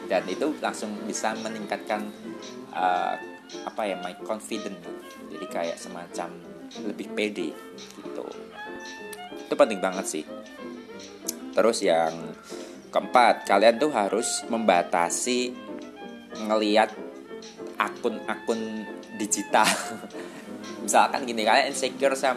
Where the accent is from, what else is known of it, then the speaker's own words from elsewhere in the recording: Bali, Indonesia; saya juga dari kecil kan udah di Bali